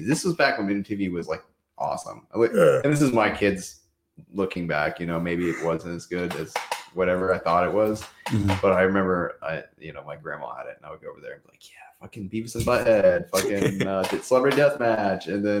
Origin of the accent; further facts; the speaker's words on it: United States; I'm an American.